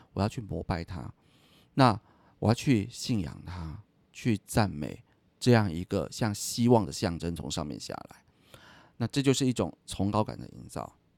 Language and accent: Chinese; Taiwan; 我今天在台湾长大的